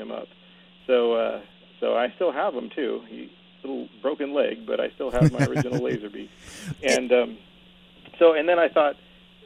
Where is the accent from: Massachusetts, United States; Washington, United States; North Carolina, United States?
Washington, United States; Seattle; now in Renton, United States; I'm born and raised in Seattle, and I moved to Renton after college